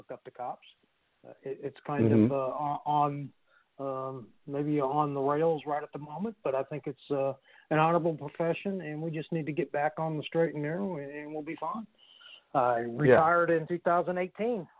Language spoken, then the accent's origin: English; St. Louis, Missouri, United States; now in Tulsa, United States; I came from St. Louis, Missouri